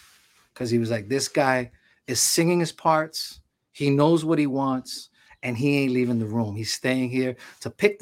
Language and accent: English; New York City, New York, United States; I come from the street, man. I used to mug people when I was young and all that stuff. You know, I'm coming from Harlem.